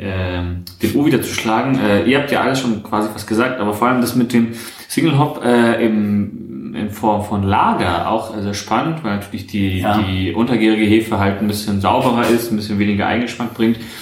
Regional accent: Hamburg, Germany; als Hamburger

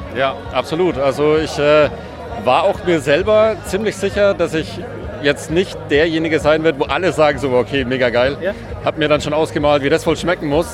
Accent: Würzburg, Bavaria, Germany; moved away; also born or lived in Pforzheim; Ich komme aus Würzburg, also ich bin eigentlich Franke ja? ähm, äh, und äh, bin aufgewachsen, äh, sozialisiert mit Würzburger Hofbräu

